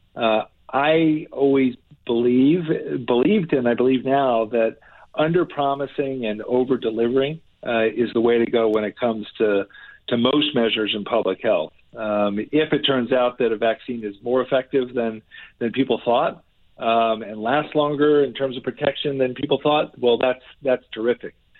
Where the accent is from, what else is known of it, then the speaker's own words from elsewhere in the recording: New Jersey, United States; this is my home state. I grew up here.